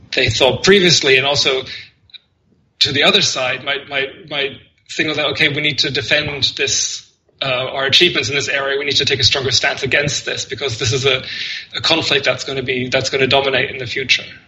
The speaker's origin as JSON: {"language": "English", "country": "Germany", "tie": "born or raised there", "moved": "yes", "said": "I grew up in Germany."}